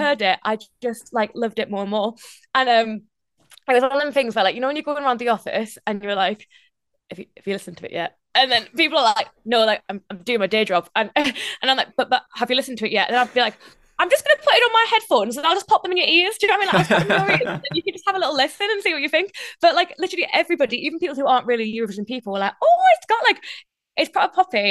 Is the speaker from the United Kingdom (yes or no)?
yes; North East England, United Kingdom; accent: Geordie; now in London, United Kingdom; I'm still very much Northeastern, but the moment I meet anyone else who's Geordie, my accent comes out, like, bigger and stronger